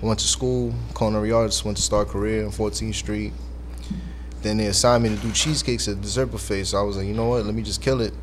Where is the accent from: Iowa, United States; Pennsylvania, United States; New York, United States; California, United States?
New York, United States; New York City; I'm from the Bronx